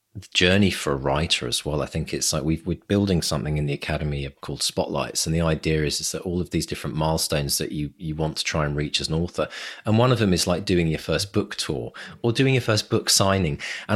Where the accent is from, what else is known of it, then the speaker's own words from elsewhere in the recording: United Kingdom; But then we are British, yes, and that's our right, isn't it?